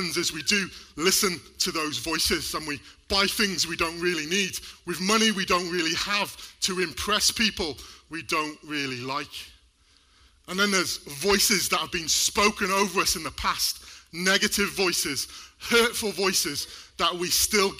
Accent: Wales, United Kingdom; We're both from Wales

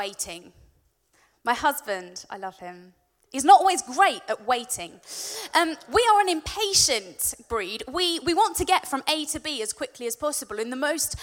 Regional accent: Warwickshire, West Midlands, United Kingdom; I'm from Warwickshire

